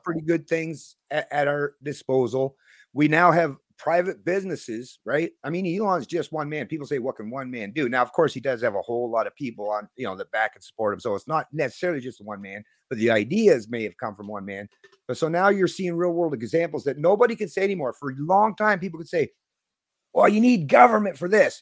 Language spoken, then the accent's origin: English; Canada; I'm still a Canadian libertarian